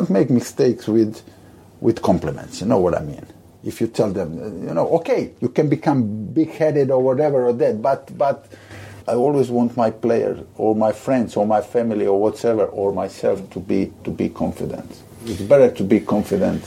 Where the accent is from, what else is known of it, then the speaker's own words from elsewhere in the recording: Split, Split-Dalmatia County, Croatia; English is a second language; my hometown, Split.